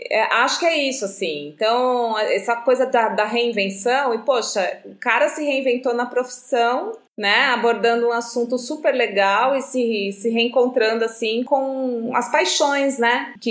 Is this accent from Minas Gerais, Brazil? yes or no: no; Atibaia, São Paulo, Brazil; moved away as an adult; also born or lived in Florianópolis; now in Rio de Janeiro, Brazil; Nasci e cresci aí, em Atibaia. Minha família toda ainda vive na cidade e passei a maior parte da minha infância e adolescência nas trilhas da Serra do Itapetinga e na Pedra Grande.